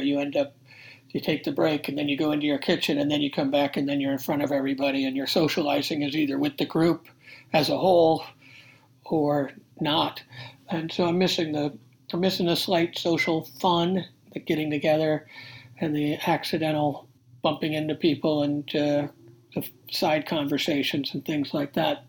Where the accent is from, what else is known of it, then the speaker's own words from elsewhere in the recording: Rochester, New York, United States; I'm originally from Rochester, New York